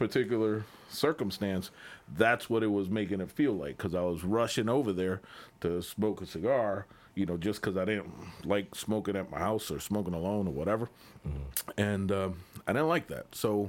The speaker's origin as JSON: {"language": "English", "region": "Massachusetts", "country": "United States", "tie": "born or raised there", "also_born_or_lived": "Puerto Rico", "moved": "as an adult", "lives_now": "Florida, United States", "said": "No, I was born in Puerto Rico. Okay. Kind of raised in Massachusetts. So, I've lived in Florida now the last, I'm going to say, since 96"}